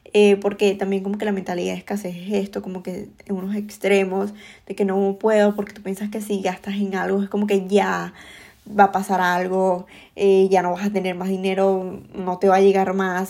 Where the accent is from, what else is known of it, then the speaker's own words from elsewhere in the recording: Venezuela; moved away as an adult; yo emigré em, de Venezuela